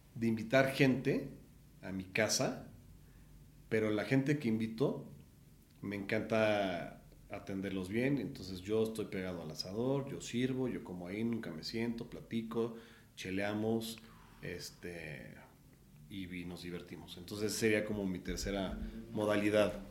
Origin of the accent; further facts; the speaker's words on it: Puebla, Mexico; moved away as an adult; now in Mexico City, Mexico; nací en el Distrito Federal un 10 de agosto del 80 y a los 8 años nos fuimos a vivir a Puebla por temas de trabajo de mi papá